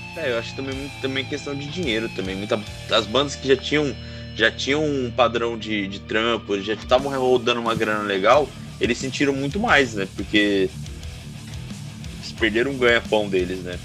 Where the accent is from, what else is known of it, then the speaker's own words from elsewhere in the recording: Ubatuba, São Paulo, Brazil; a gente é de Ubatuba